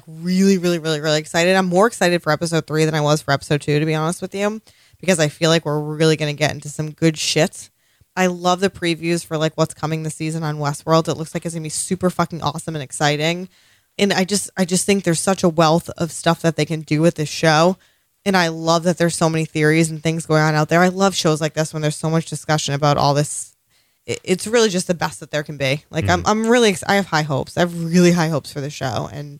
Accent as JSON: {"language": "English", "region": "Massachusetts", "country": "United States", "said": "From Massachusetts."}